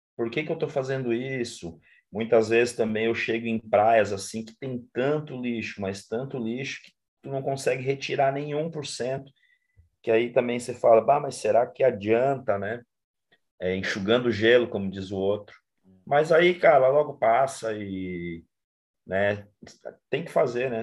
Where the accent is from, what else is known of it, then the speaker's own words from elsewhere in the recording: interior of Paraná, Brazil; moved away as an adult; now in Florianópolis, Brazil; sou nascido no Paraná, moro em Florianópolis há 25 anos, onde eu vim para estudar